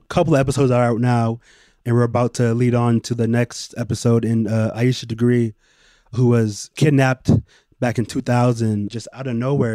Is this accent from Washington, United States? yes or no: no; Bay Area, California, United States; a kid growing up in the Bay Area